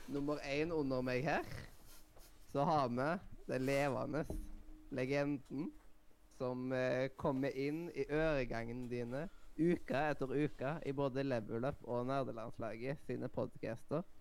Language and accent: Norwegian; Eastern Norway, Norway; Selv om jeg er østlending selv.